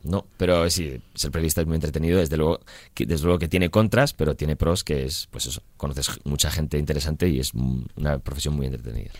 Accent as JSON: {"language": "Spanish", "town": "Madrid", "region": "Community of Madrid", "country": "Spain", "moved": "as an adult", "lives_now": "London, United Kingdom", "said": "Somos tres españoles, parece un chiste, porque somos un catalán, un vasco y un madrileño"}